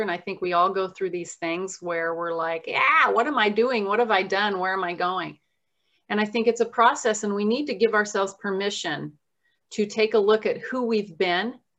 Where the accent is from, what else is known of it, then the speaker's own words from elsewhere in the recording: Southern Nevada, United States; moved away as an adult; also born or lived in Oregon; now in Kirkland, United States; I was raised in Southern Nevada